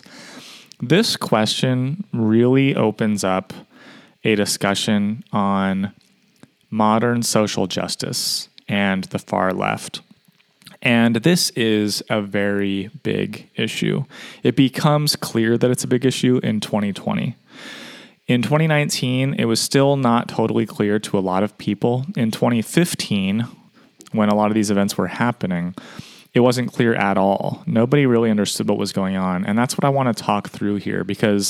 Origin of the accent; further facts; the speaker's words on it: United States; as an American